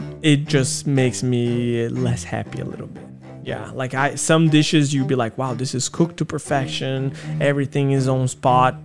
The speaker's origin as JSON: {"language": "English", "town": "Rome", "region": "Lazio", "country": "Italy", "tie": "born or raised there", "also_born_or_lived": "Brazil / Wanli, Taiwan", "moved": "as an adult", "lives_now": "Taiwan", "said": "growing up in Rome"}